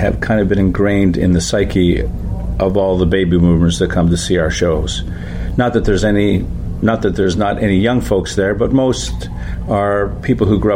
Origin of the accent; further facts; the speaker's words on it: Canada; we're from Canada